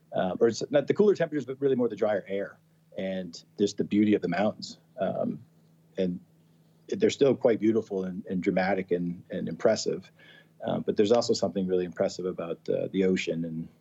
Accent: Massachusetts, United States; moved away as an adult; also born or lived in Colorado; I grew up in Massachusetts

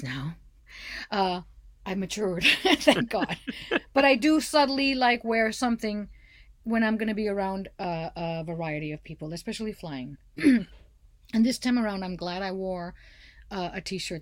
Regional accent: Laredo, Texas, United States; now in Austin, United States; I grew up in Laredo and I'm in Austin right now

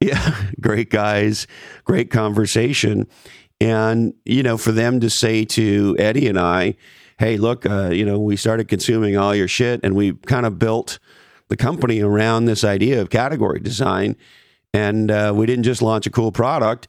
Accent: Canada; as a Canadian

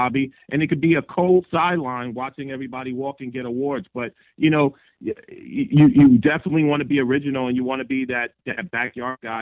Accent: New York, United States; now in Phoenix, United States; being from New York

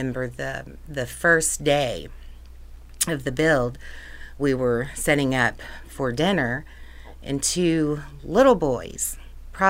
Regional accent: Evansville, Indiana, United States; I grew up in Evansville on the north side

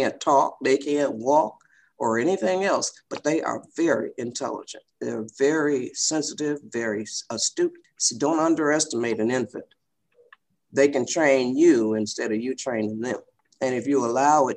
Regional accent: Michigan, United States; now in California, United States; We're from Michigan

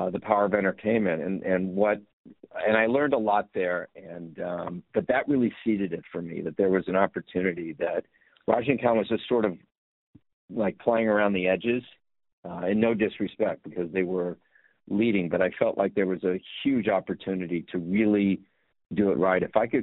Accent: Los Angeles, California, United States; I grew up in Los Angeles

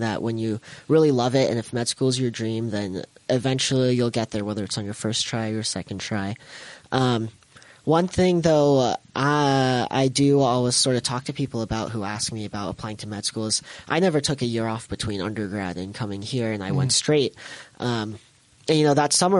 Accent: Sandy, Utah, United States; also born or lived in Baltimore; I grew up here in Sandy

